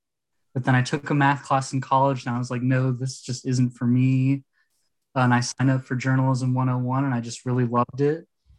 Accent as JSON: {"language": "English", "region": "Northeast Ohio", "country": "United States", "said": "I'm from Northeast Ohio, so about an hour south of Cleveland."}